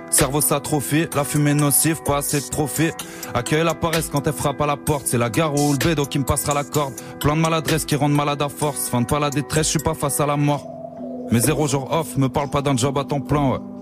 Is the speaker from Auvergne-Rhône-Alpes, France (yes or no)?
no; Créteil, Île-de-France, France; now in Montreuil, France; Moi, c'est Créteil, ouais. Maintenant, je suis à Montreuil, mais je viens de Créteil